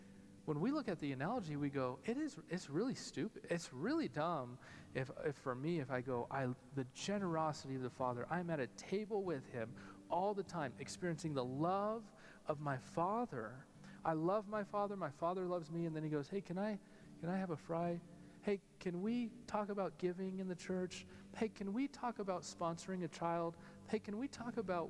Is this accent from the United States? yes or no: yes; Albuquerque, New Mexico, United States; growing up in Albuquerque, New Mexico